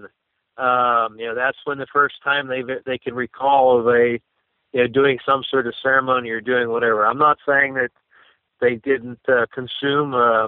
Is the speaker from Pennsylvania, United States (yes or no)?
yes; Punxsutawney, Pennsylvania, United States; I was born and raised in Punxsutawney